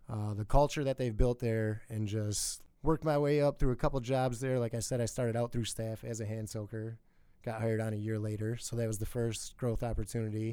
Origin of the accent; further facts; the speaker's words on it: Milwaukee, Wisconsin, United States; now in Sheboygan, United States; I grew up in Milwaukee area